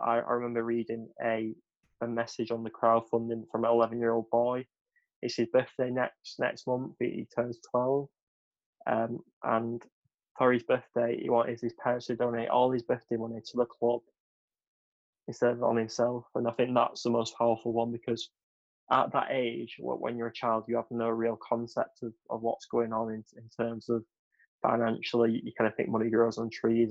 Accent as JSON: {"language": "English", "area": "West Thornton", "region": "North West England", "country": "United Kingdom", "said": "I'm actually from West Thornton"}